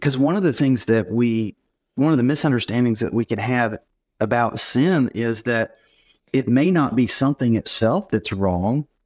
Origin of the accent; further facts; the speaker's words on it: Knoxville, Tennessee, United States; I live in Knoxville, Tennessee, and I'm actually from Knoxville.